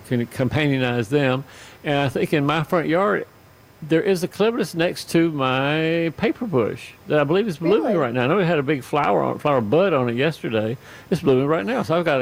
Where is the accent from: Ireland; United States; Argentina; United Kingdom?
United States; Inman, Georgia; Because I grew up in a little tiny, tiny, tiny community just north of you in Griffin. I grew up in Fayette County in Inman, Georgia on Highway 92. And our zip code was 30232.